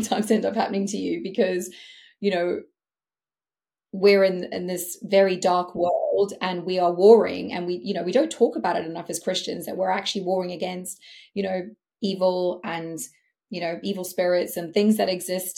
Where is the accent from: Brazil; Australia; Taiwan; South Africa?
South Africa; I'm South African, like it's in my blood. We are competitive people.